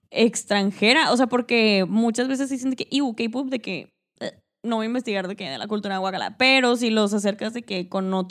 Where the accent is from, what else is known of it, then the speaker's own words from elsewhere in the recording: Mexico; porque uno como mexicano, o sea, nosotros que nos no puedo hablar